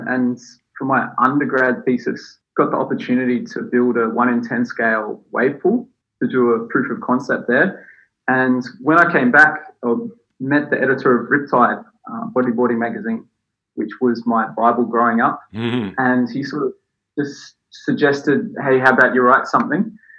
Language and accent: English; Boolarra, Victoria, Australia; moved away as an adult; also born or lived in Gold Coast, Queensland; I was born and bred in Bulim in Victoria